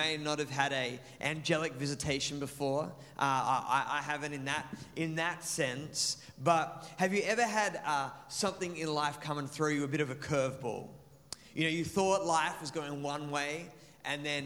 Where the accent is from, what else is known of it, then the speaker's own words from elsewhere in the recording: Maitland, New South Wales, Australia; now in Mandurah, Australia; my hometown of Maitland, which was a small country city